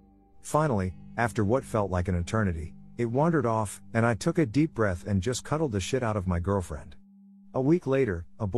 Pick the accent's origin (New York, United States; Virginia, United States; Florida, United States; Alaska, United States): Alaska, United States; I grew up in Alaska. Just on the bubble of civilization. Sort of. Up there, even in the big cities, you'll get bears and moose and such.